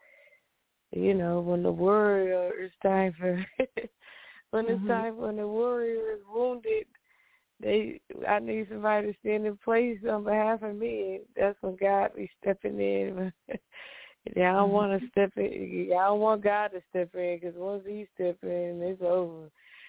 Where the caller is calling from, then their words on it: New York, United States; from New York.